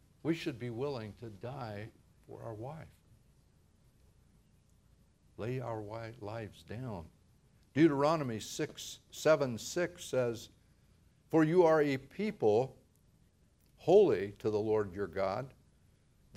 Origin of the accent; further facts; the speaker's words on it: Ohio, United States; moved away as an adult; now in Modesto, United States; As a teenager, growing up in Ohio, nearly 3,000 miles away from here, I would have never dreamed of living in California